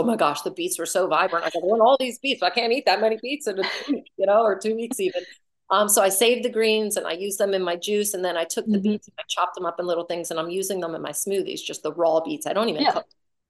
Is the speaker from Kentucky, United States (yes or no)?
no; Philadelphia, Pennsylvania, United States